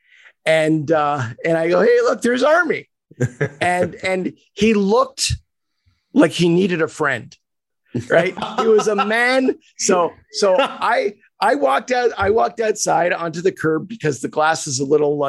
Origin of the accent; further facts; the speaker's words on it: Montreal, Quebec, Canada; I was born and raised in Montreal